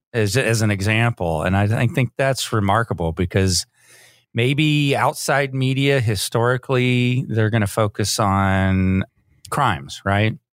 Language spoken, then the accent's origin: English; Austin, Texas, United States; also born or lived in Georgetown, Texas; growing up in Austin and Georgetown